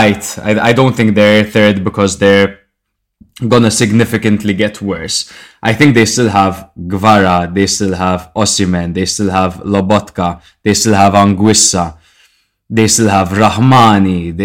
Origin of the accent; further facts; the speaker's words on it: Malta; We are from Malta